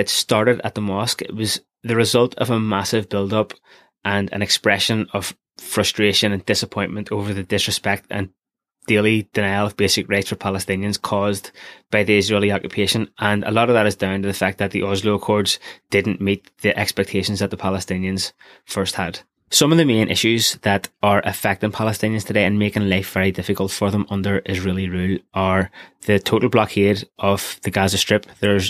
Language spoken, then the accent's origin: English; Belfast, Northern Ireland, United Kingdom; growing up in Belfast during the 90s